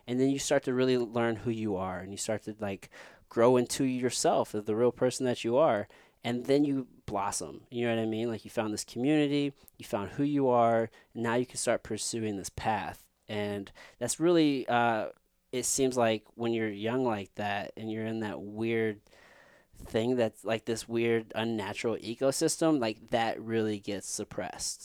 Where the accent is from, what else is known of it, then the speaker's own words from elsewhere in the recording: Midwest, United States; us growing up in the Midwest